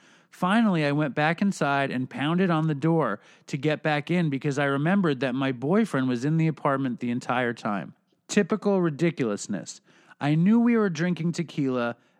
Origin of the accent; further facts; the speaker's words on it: New Jersey, United States; I'm from North Jersey.